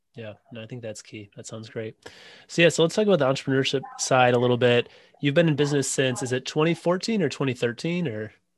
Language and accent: English; Wisconsin, United States; now in Illinois, United States; I live in Illinois now, but uh, Wisconsin is my home state.